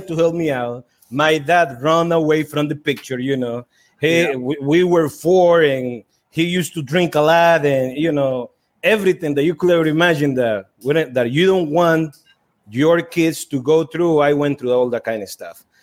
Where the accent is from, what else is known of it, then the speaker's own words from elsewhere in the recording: Estelí, Nicaragua; growing up in Esteli was tough